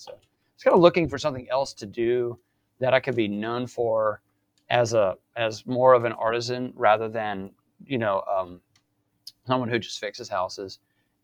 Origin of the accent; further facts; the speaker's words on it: Mobile, Alabama, United States; moved away as an adult; now in Virginia, United States; I'm from South Alabama originally, right down in Mobile by the coast, and grew up there.